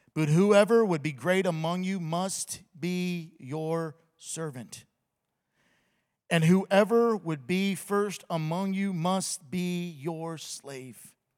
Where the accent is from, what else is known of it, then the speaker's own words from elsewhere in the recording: the South, United States; I'm from the South